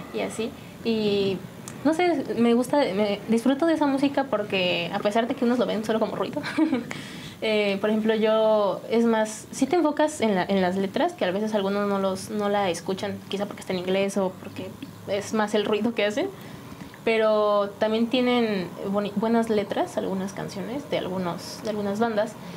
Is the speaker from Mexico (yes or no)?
yes; San Juan del Río, Querétaro, Mexico; De San Juan del Río. Sí, aquí nací